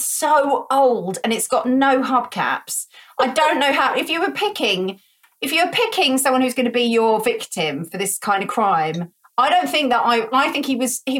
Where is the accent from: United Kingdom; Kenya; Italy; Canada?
United Kingdom; I'm very British